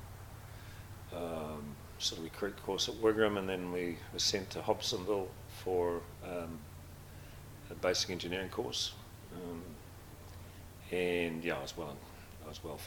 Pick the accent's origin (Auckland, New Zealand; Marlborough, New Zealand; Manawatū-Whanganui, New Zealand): Marlborough, New Zealand; Blenheim; also born or lived in Balclutha; at the age of not quite five, we shifted to Blenheim